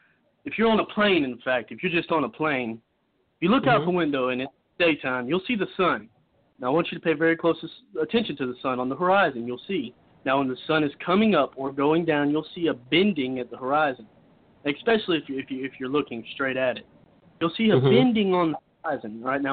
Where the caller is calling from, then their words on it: Cochran, Georgia, United States; I am calling from Cochran, Georgia.